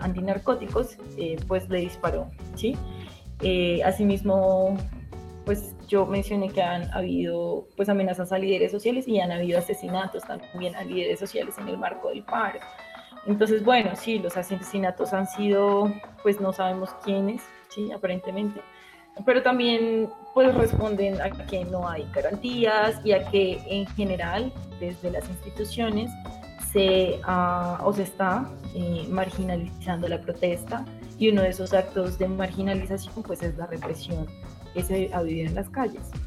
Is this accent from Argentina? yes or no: no; Villagarzón, Putumayo, Colombia; soy del Putumayo, de Villa Garzón, un pequeño pueblo.